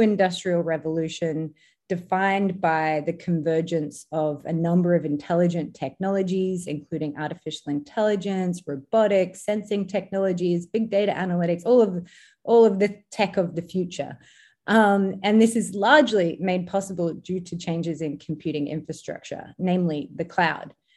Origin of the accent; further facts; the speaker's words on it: Australia; moved away; in Australia, uh, my home country